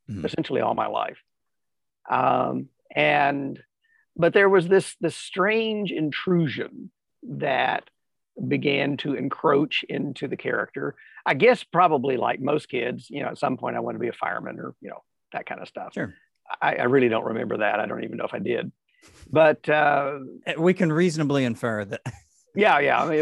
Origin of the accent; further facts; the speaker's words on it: California, United States; also born or lived in Tennessee; I was born in Tennessee and eventually we moved to California.